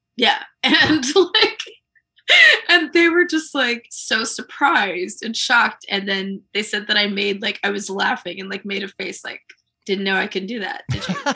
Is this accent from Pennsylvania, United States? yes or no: no; Columbia, Maryland, United States; I grew up in Columbia